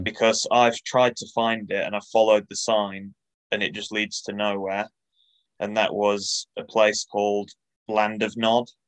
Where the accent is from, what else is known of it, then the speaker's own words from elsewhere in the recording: Bridlington, Yorkshire and the Humber, United Kingdom; moved away; back home, back in East Yorkshire, which is a very uh, sparse area of football. L- living and growing up in Bridlington